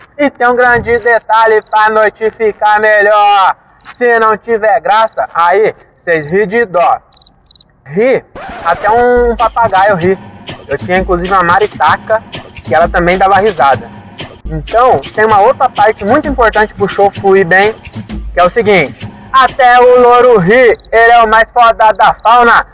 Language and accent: Portuguese; Francisco Morato, São Paulo, Brazil; eu sou um MC, só que eu sou de Morato, então MC lá é diferente